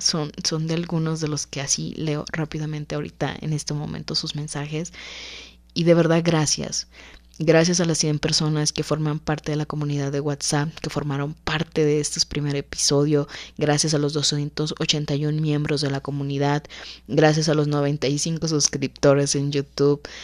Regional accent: Mexico; como cultura mexicana

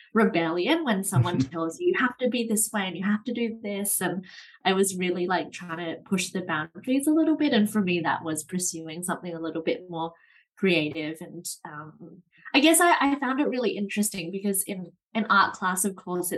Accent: Australia; now in Amsterdam, Netherlands; I'm originally from Australia. And now I live here in Amsterdam in the Netherlands

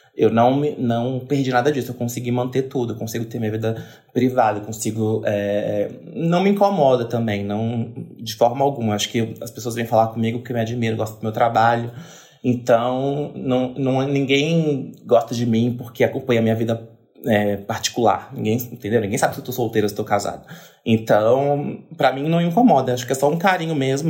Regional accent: Brasília, Federal District, Brazil; moved away; eu vim de Brasília.

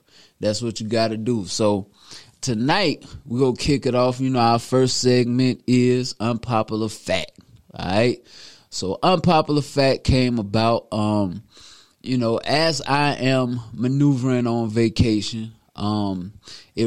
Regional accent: Newberry, South Carolina, United States; my hometown, Newberry, South Carolina.

